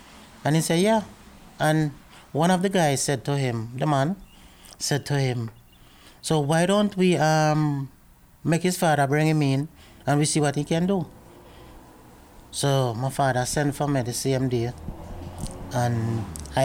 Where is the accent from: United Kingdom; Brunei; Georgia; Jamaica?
Jamaica; also born or lived in Kingston, Jamaica / Port Antonio, Jamaica; now in Edmonton, Canada; I was born in Kingston, that's the capital of Jamaica.